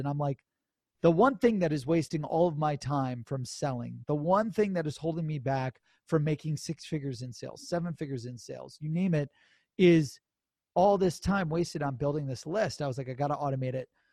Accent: Cleveland, Ohio, United States; I'm from Ohio, Cleveland, Ohio

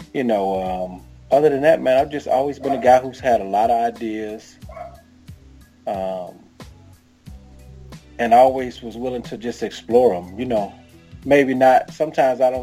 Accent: Jacksonville, Florida, United States; moved away as an adult; also born or lived in Atlanta, Georgia; now in St. Louis, United States; I'm originally from Jacksonville, Florida

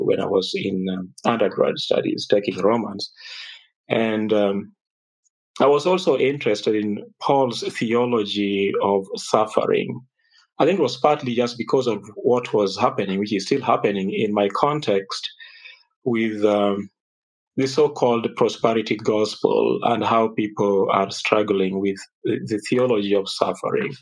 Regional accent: Kenya; I was raised up in Kenya

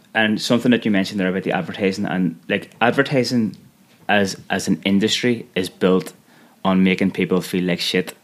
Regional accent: Belfast, Northern Ireland, United Kingdom; I am from Belfast

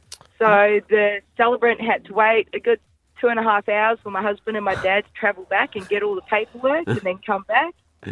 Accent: Brisbane, Queensland, Australia; we're from Brisbane way.

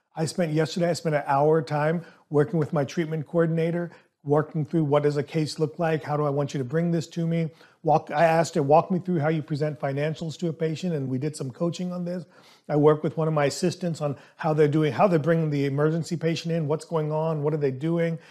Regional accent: Southern America, United States; English is a second language; Growing up, even though English is my second language, I was always taught in Southern America

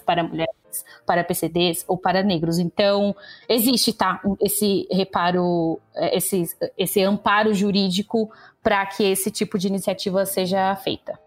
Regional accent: interior of São Paulo, Brazil; moved away as an adult; now in São Paulo, Brazil; eu sou do interior de São Paulo, eu não sou daqui da capital.

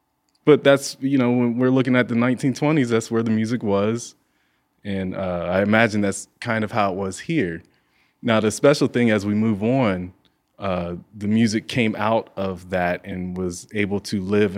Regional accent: Zanesville, Ohio, United States; now in Akron, United States; Oh, yeah, that's important. Zanesville

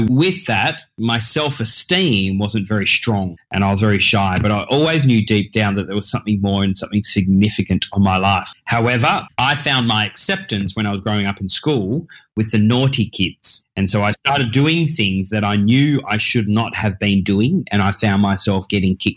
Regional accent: Tasmania, Australia; also born or lived in Perth; I was then brought up down there in Tasmania, which is the little island under mainland Australia

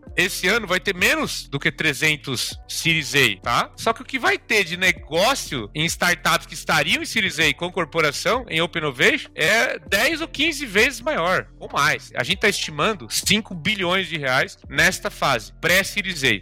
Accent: São Paulo, Brazil; Sou de São Paulo

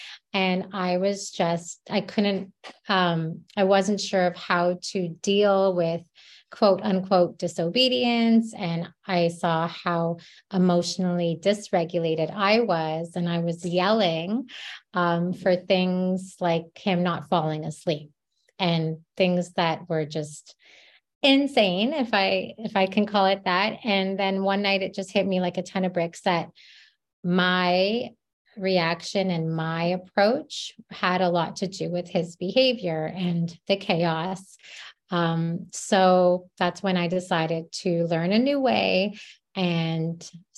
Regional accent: Canada; moved away as an adult; now in New Jersey, United States; I'm Canadian

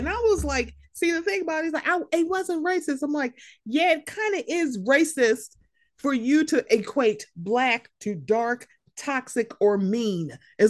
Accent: Bosnia & Herzegovina; I'm from Bosnia and I know people and I've seen people killed and I know what this is like.

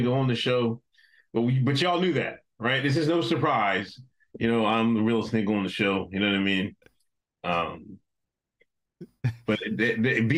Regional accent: Exton, Pennsylvania, United States; You put respect on my hometown. I don't care if you just see two stop signs.

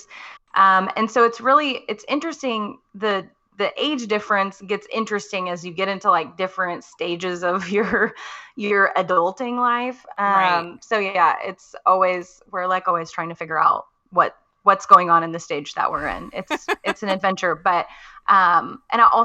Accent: Texas, United States; moved away as an adult; now in Missouri, United States; I am a Texas girl living in the Midwest. I was born and raised in Texas

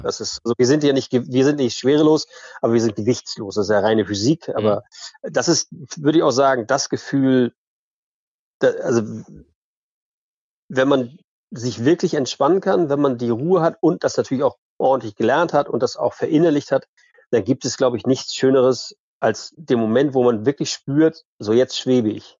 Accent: Flensburg, Schleswig-Holstein, Germany; now in Eckernförde, Germany; ich bin groß geworden in Ostseebad in Flensburg

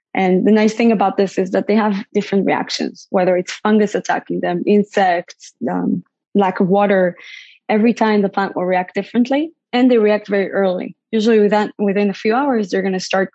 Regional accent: Israel; moved away as an adult; also born or lived in Bay Area, United States; now in United States; I grew up in Israel, born and raised in Israel

